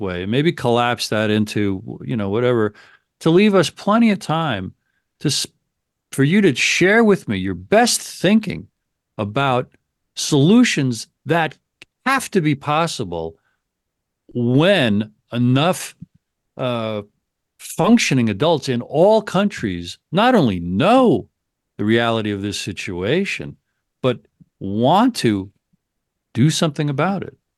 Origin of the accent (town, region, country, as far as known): United States